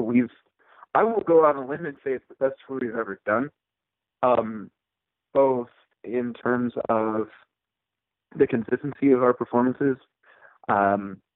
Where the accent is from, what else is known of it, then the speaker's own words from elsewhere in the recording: Utah, United States; also born or lived in Issaquah, Washington; I was born in Washington State. Kind of grew up not in Seattle, but near in the area. I grew up in a town called Issaquah for listeners from the Pacific Northwest. But my family relocated to Utah when I was probably 12 years old or so. Most of my formative years were spent here in Utah.